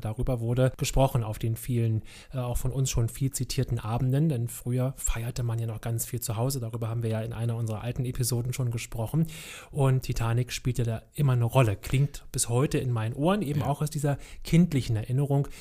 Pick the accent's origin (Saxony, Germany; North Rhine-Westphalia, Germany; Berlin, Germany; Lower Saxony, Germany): Berlin, Germany; Ich wohnte mit meiner Mutter in Berlin-Kreuzberg